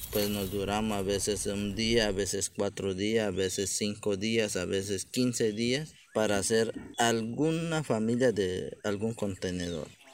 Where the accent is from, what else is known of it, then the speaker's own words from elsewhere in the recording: La Chorrera, Amazonas, Colombia; Yo soy artesano viviente de la Chorrera, Amazonas, departamento del Amazonas, corrimiento de la Chorrera. Y mi comunidad es Cabildo Indígena Ocaina, del grupo étnico Ocaina, acá del territorio amazonense